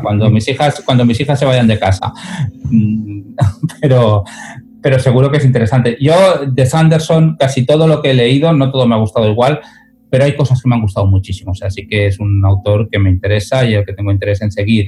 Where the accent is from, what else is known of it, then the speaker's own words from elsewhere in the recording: Moncada, Valencian Community, Spain; la biblioteca de mi pueblo de Moncada